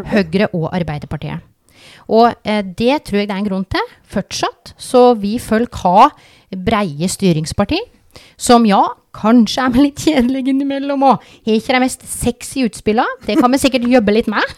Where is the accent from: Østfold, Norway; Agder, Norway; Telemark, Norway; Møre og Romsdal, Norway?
Telemark, Norway; accent: Vest-Telemark dialect; moved away